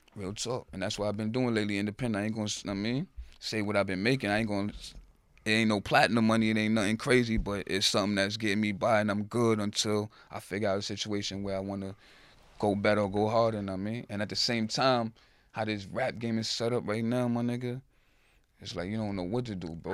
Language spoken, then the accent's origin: English; New York City, New York, United States; growing up in the Bronx, shit, real growing up in the Bronx.